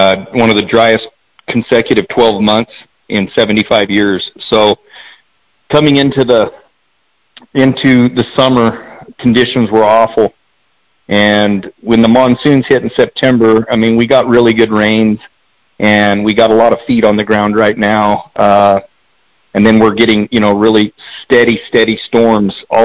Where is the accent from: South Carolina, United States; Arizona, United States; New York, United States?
Arizona, United States; Eagar; Born and raised in Eager. Still live in Eager at this time